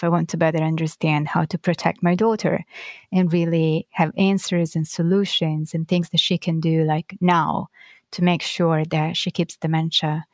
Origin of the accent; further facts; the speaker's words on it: Florence, Tuscany, Italy; now in New York, United States; I was born and raised in Florence in Italy